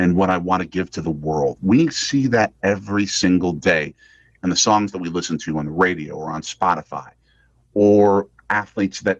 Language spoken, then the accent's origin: English; Milwaukee, Wisconsin, United States; born or raised there